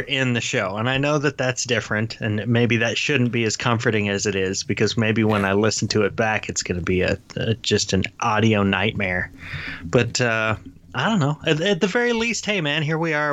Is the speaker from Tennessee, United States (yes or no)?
yes; Sevierville, Tennessee, United States; where I grew up down on Pain uh, Street, uh, Street in in Sevierville